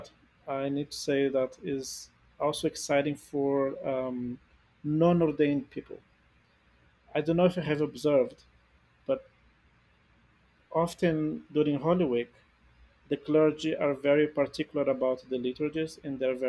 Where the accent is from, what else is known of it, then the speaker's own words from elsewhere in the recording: Brazil; moved away; I come from a Latin American country, I'm from Brazil